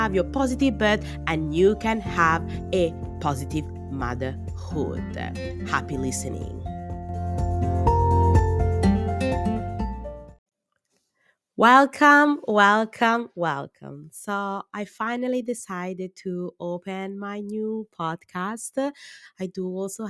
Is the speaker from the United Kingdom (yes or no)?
no; Italy; English is a second language; moved away as an adult; now in Australia; I was born in Italy and I grew in Italy and I study in Italy.